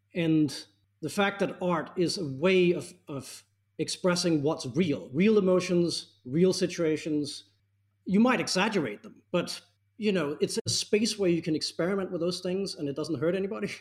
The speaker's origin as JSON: {"language": "English", "town": "Copenhagen", "region": "Capital Region of Denmark", "country": "Denmark", "tie": "born or raised there", "said": "I grew up in Copenhagen"}